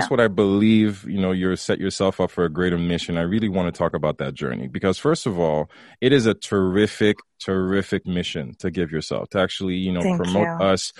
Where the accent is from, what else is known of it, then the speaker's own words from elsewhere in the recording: Haiti; yeah, I'm from Haiti. You know